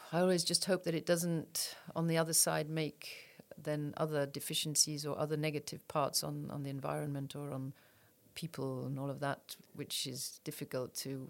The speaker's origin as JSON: {"language": "English", "country": "Luxembourg", "tie": "born or raised there", "said": "born here, raised here, and. Uh, went abroad for studies, but uh, otherwise I'm I'm from here"}